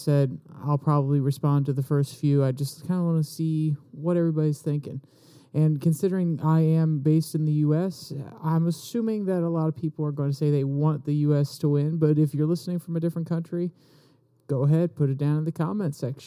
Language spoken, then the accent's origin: English; United States; As an American